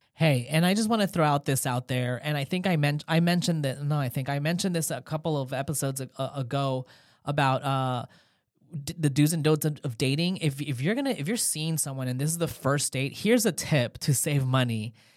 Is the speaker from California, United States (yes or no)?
yes; Los Angeles, California, United States; now in Haifa, Israel; I'm from Los Angeles originally